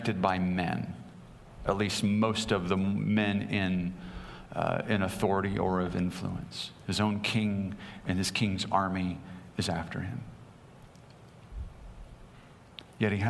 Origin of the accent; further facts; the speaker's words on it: Greenfield, Indiana, United States; moved away; My hometown is Greenfield, Indiana